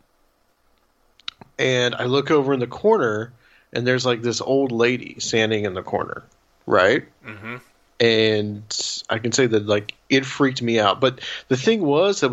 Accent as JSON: {"language": "English", "town": "Chattanooga", "region": "Tennessee", "country": "United States", "tie": "born or raised there", "moved": "yes", "lives_now": "Nashville, United States", "said": "I live in Nashville now. I'm from Chattanooga."}